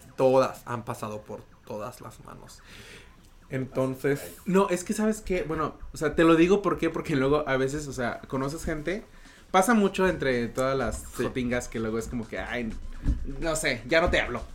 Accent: Mexico; now in Vancouver, Canada; decimos mucho en México

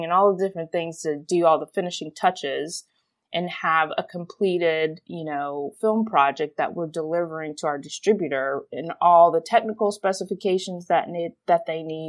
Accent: Houston, Texas, United States; I grew up in Houston, Texas

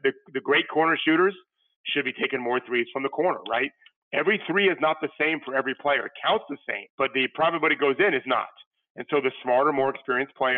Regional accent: Florida, United States; born or raised there

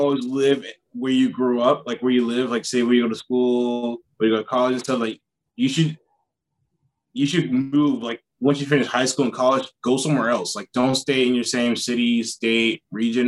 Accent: South Carolina, United States; moved away as an adult; now in South Korea; I'm from South Carolina, but I live in South Korea.

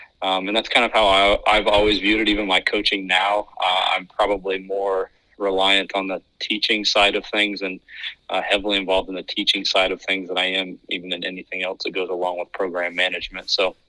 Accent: Indiana, United States; moved away; also born or lived in North Carolina; I'm from Indiana, so it's kind of in my blood. We ended up moving, and I ended up graduating and going to high school in North Carolina.

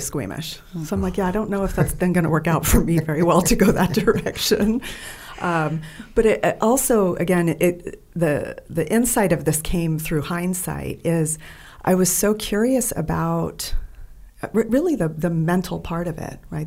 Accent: Bay Area, California, United States; also born or lived in San Diego; I grew up in the Bay Area, California.

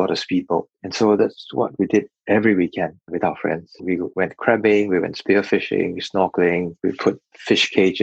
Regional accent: Singapore; I grew up by the sea. When I was about 8, my father decided to move from Serangoon Gardens to Punggol, which is in the northeast

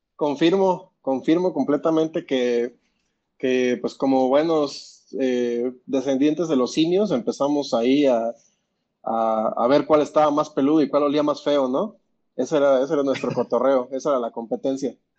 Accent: Mexico City, Mexico; soy chilango

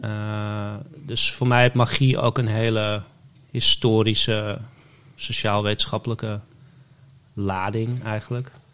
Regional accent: West-Friesland, North Holland, Netherlands; moved away; also born or lived in Amsterdam; ik ben in West-Friesland opgegroeid

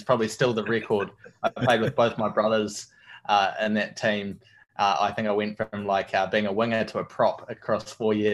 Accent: Dunedin, Otago, New Zealand; moved away; from Dunedin, a little place called Dunedin in New Zealand, down the bottom of the South Island

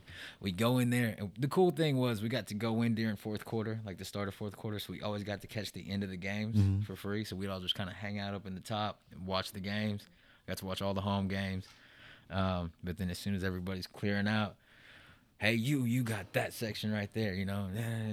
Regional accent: United States; to me, it's like in my heart, I'm from the Navajo Nation, you know? So when people ask me, I'm like, yeah, I mean, we could get into the technicalities. Like, I'm Cherokee and Navajo, but my ways are Navajo

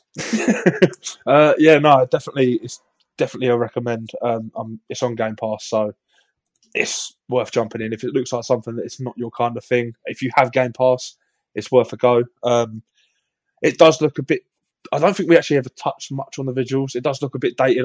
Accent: England, United Kingdom; I am painfully English

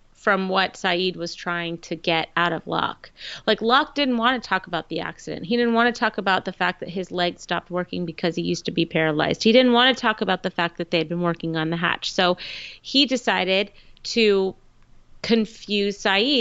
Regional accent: Irvine, California, United States; I'm from Irvine. I was born, I was raised in Irvine. I went to elementary school in Irvine, California.

